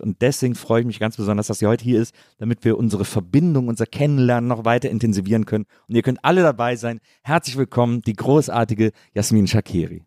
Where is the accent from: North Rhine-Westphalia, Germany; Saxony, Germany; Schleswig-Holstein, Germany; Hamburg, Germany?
North Rhine-Westphalia, Germany; Bonn; moved away as an adult; also born or lived in Cologne; now in Berlin, Germany; In Bonn, zwischen Köln und Bonn aufgewachsen.